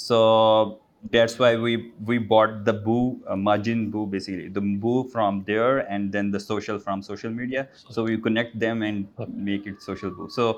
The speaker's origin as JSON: {"language": "English", "town": "Gujranwala", "region": "Punjab", "country": "Pakistan", "second_language": "English", "lives_now": "Lahore, Pakistan", "said": "Basically, I'm from Gujaratwala."}